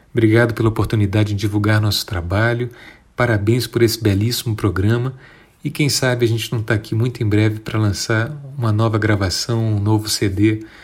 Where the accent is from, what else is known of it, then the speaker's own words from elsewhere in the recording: Rio de Janeiro, Brazil; now in Brasília, Brazil; eu vim do Rio de Janeiro para cá em 1990, tive a sorte de entrar na escola de música logo que cheguei aqui